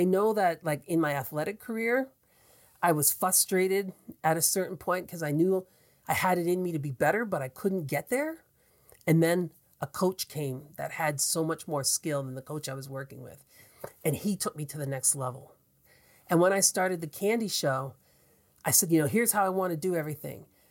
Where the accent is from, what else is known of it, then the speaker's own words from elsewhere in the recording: Atlantic Canada, Canada; accent: Atlantic Canadian; I'm an Atlantic Canadian, and when you hear me talk, you know I'm from Atlantic Canada.